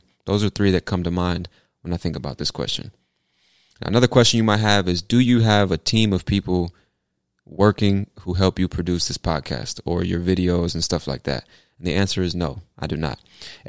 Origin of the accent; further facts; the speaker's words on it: California, United States; also born or lived in Virginia Beach; I was born in Virginia Beach, Virginia, which is technically on the East Coast, but it's considered the South for some strange reason. But I moved to California when I was 3 years old, and I spent the first half of my life in many different cities in California